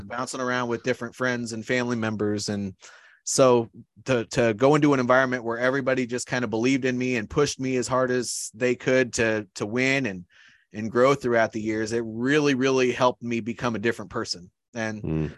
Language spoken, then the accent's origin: English; Iowa, United States; moved away as an adult; I grew up in Iowa.